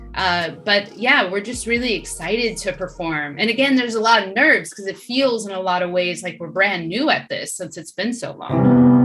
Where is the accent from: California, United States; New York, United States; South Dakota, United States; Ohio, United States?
California, United States; Sacramento; moved away as an adult; also born or lived in Los Angeles; I moved during the pandemic from LA back to my hometown and bought a house.